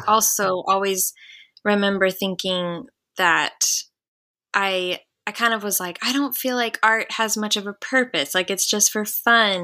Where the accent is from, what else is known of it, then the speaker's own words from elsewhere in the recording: The Woodlands, Texas, United States; also born or lived in Waco, Texas; So I grew up in the Houston area, but I grew up in the Woodlands, um, oh. a town oh. outside of Houston